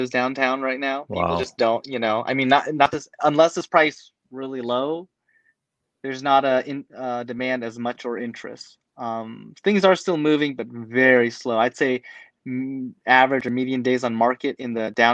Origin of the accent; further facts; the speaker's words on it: Portland, Oregon, United States; I grew up in Portland my whole life. I was born here.